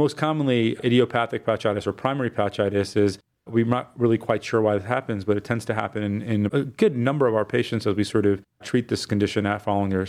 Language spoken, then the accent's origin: English; Fort Wayne, Indiana, United States; moved away as an adult; also born or lived in Michigan / Boston, Massachusetts; now in Cleveland, United States; I'm originally from Fort Wayne, Indiana, but I lived and did my early undergraduate and career at University of Michigan.